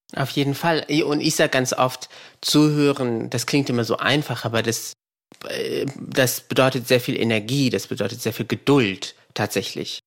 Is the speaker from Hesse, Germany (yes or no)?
yes; Frankfurt, Hesse, Germany; moved away; ich bin in Frankfurt geboren